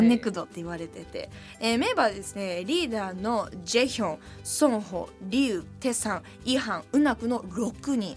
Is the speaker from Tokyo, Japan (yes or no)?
yes; Tokyo, Japan; だからやっぱ東京で育ってる、私目黒川で育ってるんで